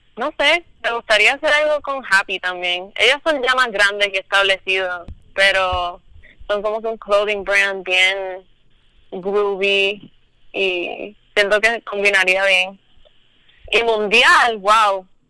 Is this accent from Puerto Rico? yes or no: yes; Luquillo, Puerto Rico; soy de Luquillo